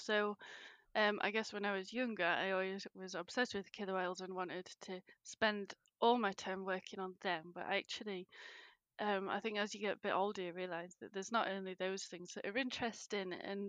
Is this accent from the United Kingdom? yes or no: yes; England, United Kingdom; now in Scotland, United Kingdom; I'm from England, but live in Scotland now. I've lived in Scotland for the past 10 years.